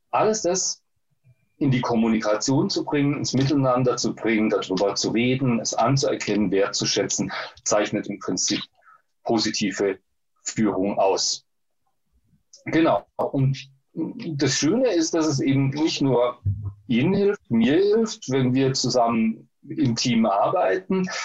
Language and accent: German; Baden-Württemberg, Germany; born there; das gibt es in Baden-Württemberg, wo ich geboren bin.